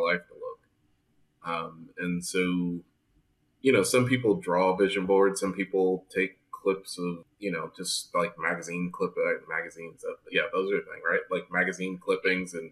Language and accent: English; New Jersey, United States; now in Fort Lauderdale, United States; I'm from New Jersey